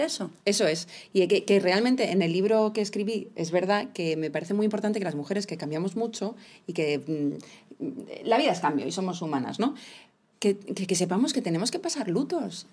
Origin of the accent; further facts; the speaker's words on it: United Kingdom; soy británica